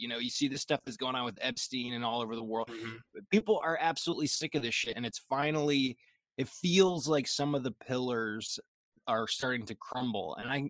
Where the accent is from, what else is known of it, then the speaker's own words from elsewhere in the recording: New Jersey, United States; now in Tennessee, United States; I grew up in Jersey, and as an upgrade, I decided to move to a minuscule town in Tennessee.